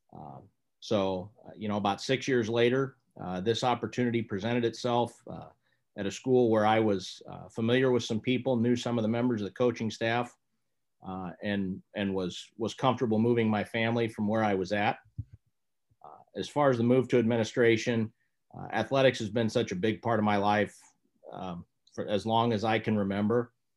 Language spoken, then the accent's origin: English; Lincoln, Nebraska, United States; I grew up in Lincoln, Nebraska